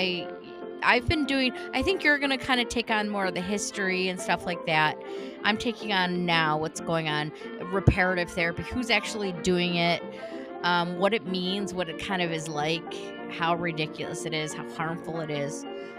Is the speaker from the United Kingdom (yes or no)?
yes; United Kingdom; now in United States; Pride. Yes. Yes, even though I'm British. yes. British. I don't use my... I can't even do the accent. I just can't. Well, because I'm not British anymore because I moved here.